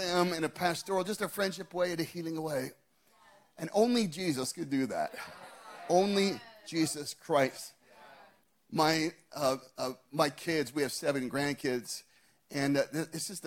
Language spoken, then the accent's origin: English; Scottsdale, Arizona, United States; my hometown of Scottsdale, Arizona